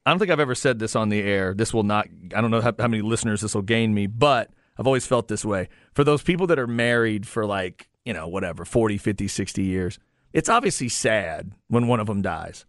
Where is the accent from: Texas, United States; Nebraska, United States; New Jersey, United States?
Texas, United States; We say pecan down here